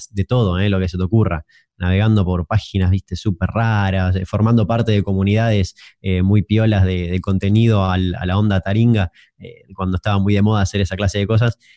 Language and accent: Spanish; Chaco, Argentina; Sí, la verdad que es muy loco porque como que nací en el marco, o sea, vivo, nací vivo en Chaco, aunque la gente por ahí no, no cree.